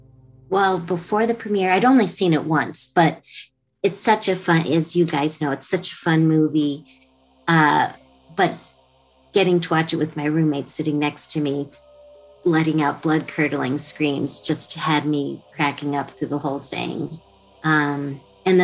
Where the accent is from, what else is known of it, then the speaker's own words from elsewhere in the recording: Alexandria, Virginia, United States; moved away as an adult; I flew home to Alexandria, Virginia